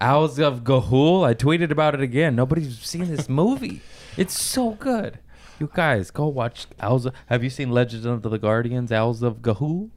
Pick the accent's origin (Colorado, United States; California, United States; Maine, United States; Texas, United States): California, United States; Torrance; I grew up in Torrance